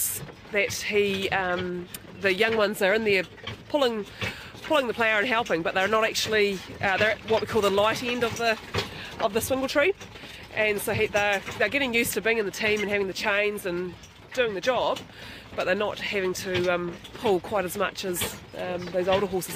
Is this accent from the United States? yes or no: no; Fairlie, Canterbury, New Zealand; I grew up in Fairlie in South Canterbury